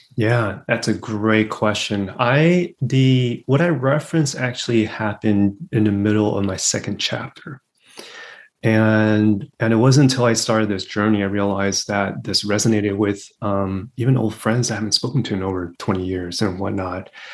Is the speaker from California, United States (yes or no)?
yes; Los Angeles, California, United States; first language English; also born or lived in Taiwan / Berkeley / New York; I was born in Taiwan. I came to the States when I was three, and I initially grew up in LA, in Los Angeles